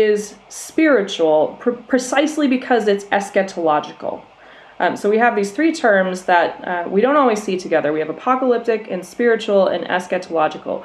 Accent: Minnesota, United States; now in Scotland, United Kingdom; I grew up in Minnesota

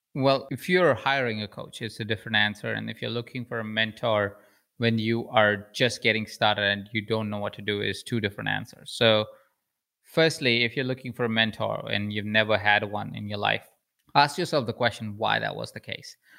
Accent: Jaipur, Rajasthan, India; accent: Indian; moved away; I'm an Indian man with an accent.

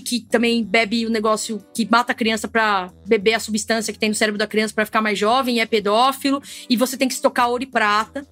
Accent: Brazil; a gente, como brasileiro

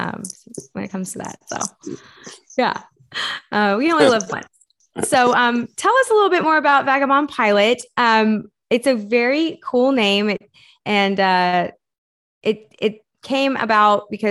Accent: Texas, United States; I'm from Texas

